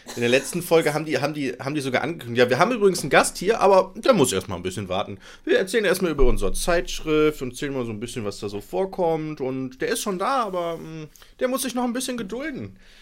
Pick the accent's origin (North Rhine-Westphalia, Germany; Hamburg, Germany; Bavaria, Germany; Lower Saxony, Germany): North Rhine-Westphalia, Germany; Nettetal; ich komme aus Breil